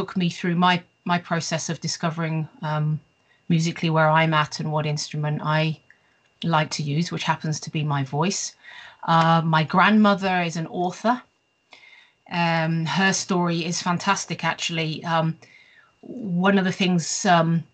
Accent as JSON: {"language": "English", "area": "the West Country, near Bath", "region": "South West England", "country": "United Kingdom", "tie": "born or raised there", "also_born_or_lived": "Bristol / Staffordshire", "moved": "as an adult", "lives_now": "Sweden", "said": "I was born in Bristol, the United Kingdom, and after a short period, we moved to the West Country, if you like, to an area not too far from Bath"}